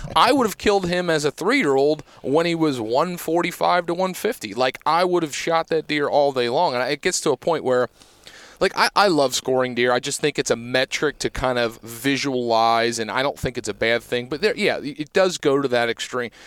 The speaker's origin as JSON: {"language": "English", "region": "Pennsylvania", "country": "United States", "tie": "born or raised there", "said": "growing up in Pennsylvania"}